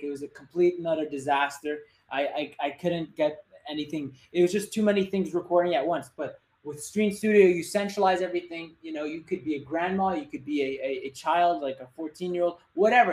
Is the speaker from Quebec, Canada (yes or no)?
yes; Montreal, Quebec, Canada; I'm from Montreal